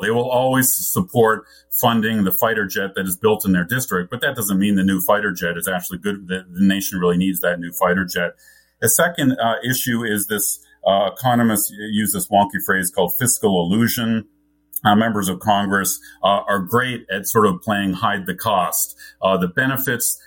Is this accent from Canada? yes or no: yes; Canada; I grew up in Canada with a British, which has a British parliamentary system.